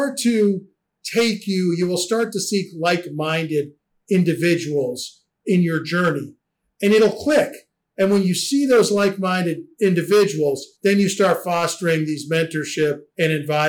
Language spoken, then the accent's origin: English; Northeast Pennsylvania, United States; moved away; I'm originally from Northeast Pennsylvania. And I grew up with a dad who was an immigrant physician, and he had a clinic in rural Pennsylvania